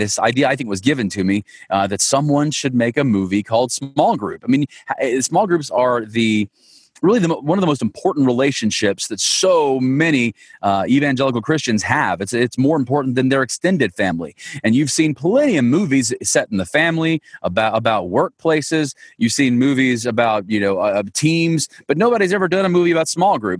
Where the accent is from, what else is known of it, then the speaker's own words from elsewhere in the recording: Monticello, Georgia, United States; My hometown is a tiny little town called Monticello, Georgia.